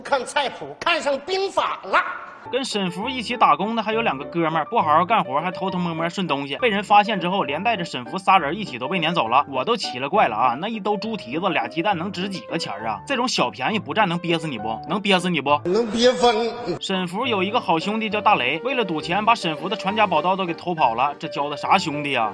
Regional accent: Heilongjiang, China; moved away; 但是我作为一个土生土长的黑龙江人

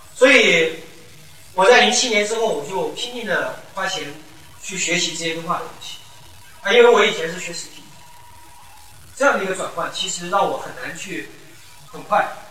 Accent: Anqing, Anhui, China; moved away as an adult; now in Guangzhou, China; 我是安徽安庆市

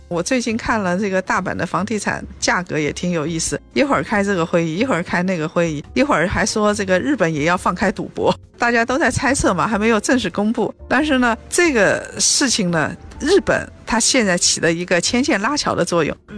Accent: China

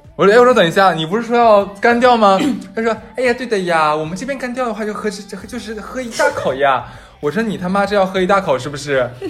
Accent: Northeast China, China; 我们东北人

